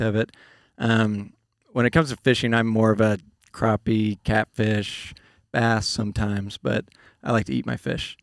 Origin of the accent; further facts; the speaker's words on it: Grand Lake, Oklahoma, United States; we grew up on the Grand Lake in Oklahoma